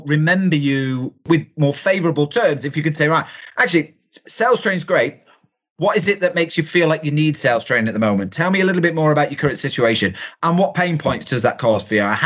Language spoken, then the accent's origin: English; United Kingdom; we're typically British